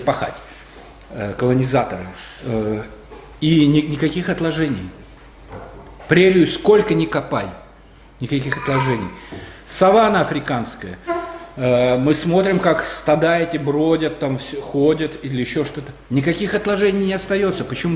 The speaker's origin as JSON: {"language": "Russian", "country": "Belarus", "said": "мы, белорусы, молодая нация"}